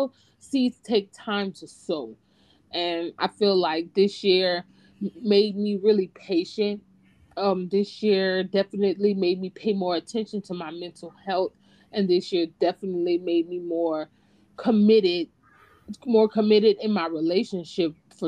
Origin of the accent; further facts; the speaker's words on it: Opelousas, Louisiana, United States; moved away as an adult; now in Texas, United States; we're originally from the South, Louisiana specifically. You can probably hear it in our voices